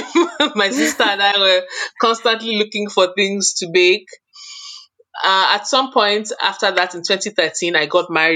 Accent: Nigeria; moved away as an adult; also born or lived in United Kingdom; now in Milton, Canada; growing up in Nigeria, my mom used to bake a lot.

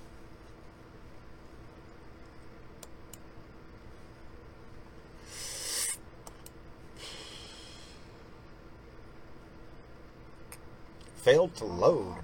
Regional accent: Mississippi, United States; I am from Mississippi.

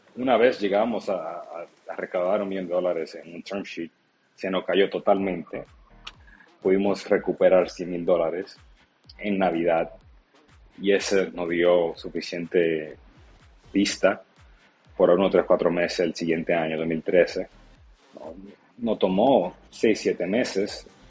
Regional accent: Santo Domingo, Distrito Nacional, Dominican Republic; now in United States; Yo soy dominicano, nací en Santo Domingo ahora mismo, de hecho, ah, y yo crecí recibiendo remesas de mi padre en Estados Unidos. Luego, cuando emigré a Estados Unidos

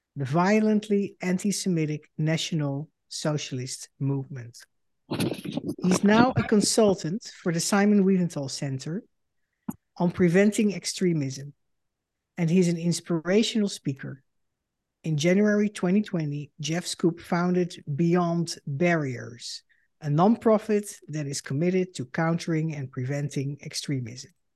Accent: Netherlands; moved away as an adult; now in United States; I am a Dutch Jew and the daughter of Holocaust survivors. In two thousand six, I emigrated to the United States

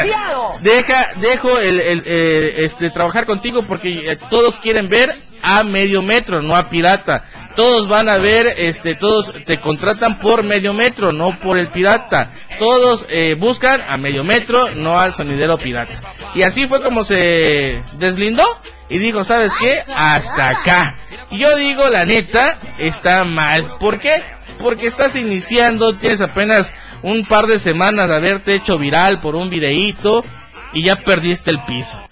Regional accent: Chiapas, Mexico; somos eh, chiapanecos

